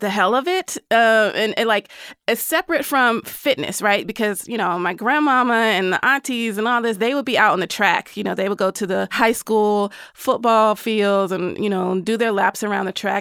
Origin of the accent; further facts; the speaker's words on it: the South, United States; as a Southerner